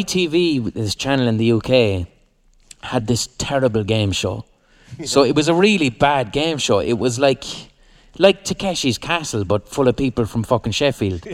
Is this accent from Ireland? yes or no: yes; Limerick, Munster, Ireland; we're from Limerick and we're not gangsters